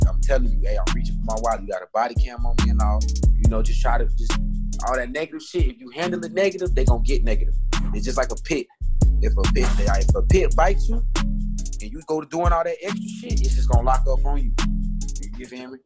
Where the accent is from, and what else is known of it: Jacksonville, Florida, United States